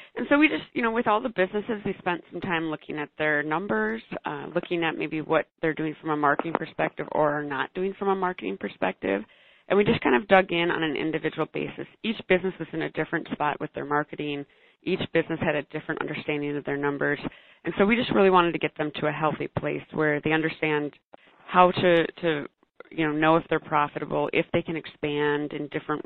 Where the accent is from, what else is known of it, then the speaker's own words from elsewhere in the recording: Minneapolis, Minnesota, United States; I am from Minneapolis, so a larger city. We've got lots of great restaurants and bars, really cool food scene here